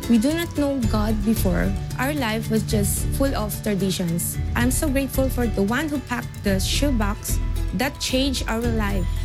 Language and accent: English; Sanchez Mira, Cagayan Valley, Philippines; I'm from Philippines in a small town called Sanchez Mira.